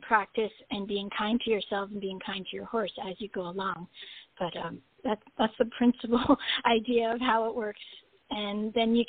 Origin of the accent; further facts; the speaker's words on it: Long Island, New York, United States; I grew up on Long Island in New York